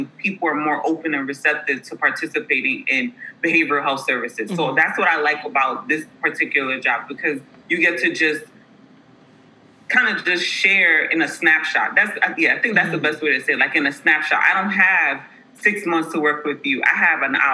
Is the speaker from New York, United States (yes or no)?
yes; New York City, New York, United States; moved away as an adult; now in Atlanta, United States; I was born and raised in the Bronx, New York.